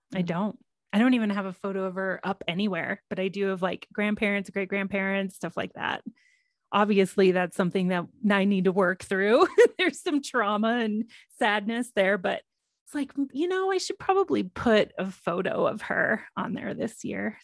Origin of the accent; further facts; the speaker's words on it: Texas, United States; now in Colorado, United States; me growing up in Texas